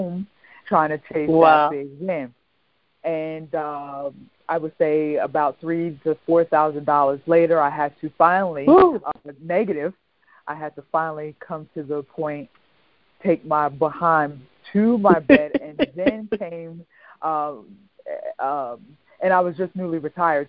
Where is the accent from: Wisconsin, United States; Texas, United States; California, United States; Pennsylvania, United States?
Pennsylvania, United States; York; now in Southern Maryland, United States; my hometown, York, Pennsylvania